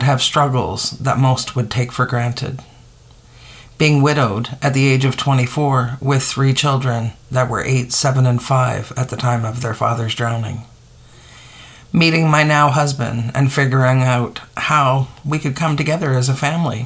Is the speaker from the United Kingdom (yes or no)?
no; Eastern Arctic, Canada; growing up in the Eastern Arctic as the only white child